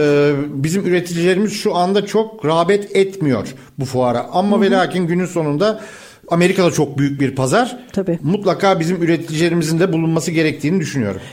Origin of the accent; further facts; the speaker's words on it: Istanbul, Turkey; bir İstanbullu olarak